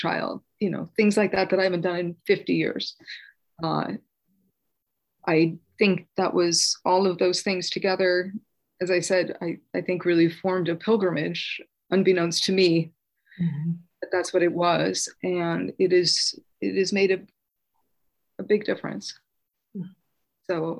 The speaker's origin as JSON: {"language": "English", "town": "Los Gatos", "region": "California", "country": "United States", "tie": "born or raised there", "said": "I was born in Los Gatos"}